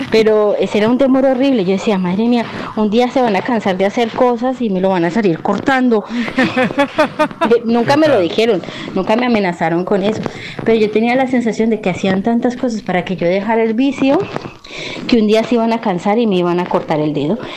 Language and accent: Spanish; Llanos Orientales, Colombia; moved away; also born or lived in Cali, Colombia; cuando yo era pequeña, aunque yo nací en Cali, vivimos en los llanos eh, mucho tiempo, ¿vale? Desde mis cinco años o cuatro, hasta que yo cumplí 12.